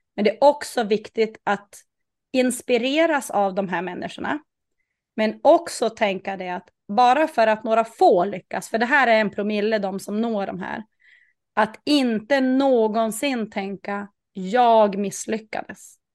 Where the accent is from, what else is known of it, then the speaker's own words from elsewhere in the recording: Norrland, Sweden; jag är ju jag är norrlänning